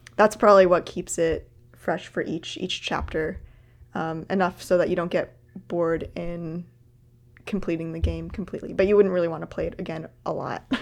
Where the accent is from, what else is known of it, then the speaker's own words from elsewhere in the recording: Canada; as a Canadian